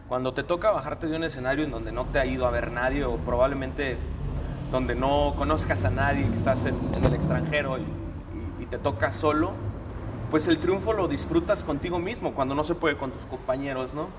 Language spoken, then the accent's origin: Spanish; Mexico